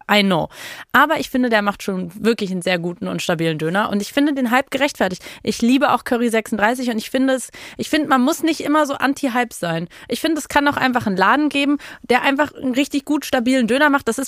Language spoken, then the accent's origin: German; Berlin, Germany; Also meine Meinung als Berlinerin.